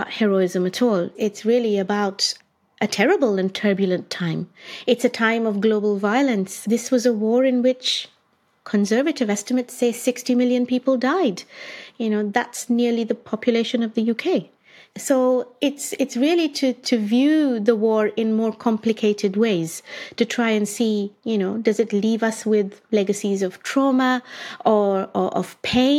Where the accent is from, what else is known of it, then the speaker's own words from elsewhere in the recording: India; moved away; I grew up in India. I studied, I did all my schooling there